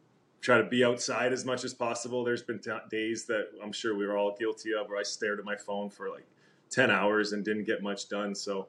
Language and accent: English; Calgary, Alberta, Canada; also born or lived in Winnipeg; I was born in Winnipeg, where Taser was born. Duncan Keith was born there as well. So a bunch of guys came out of Winnipeg. But at the age of two, I think our family moved to Calgary for the 80s and spent the 1980s here in Calgary